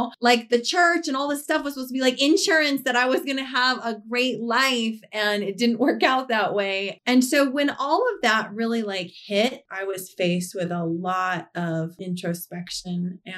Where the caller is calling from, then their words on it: Reno, Nevada, United States; Reno, Nevada.